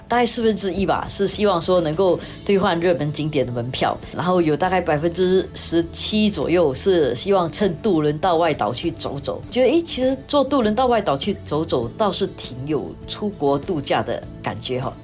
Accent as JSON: {"language": "Chinese", "country": "Singapore", "said": "我们新加坡人"}